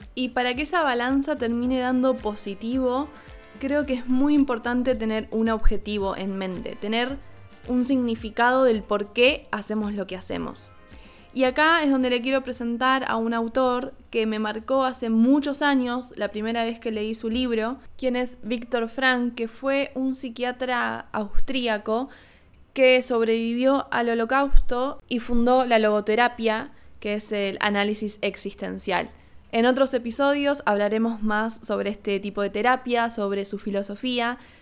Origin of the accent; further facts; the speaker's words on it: Argentina; moved away as an adult; no estuve viviendo en Argentina, que es mi país natal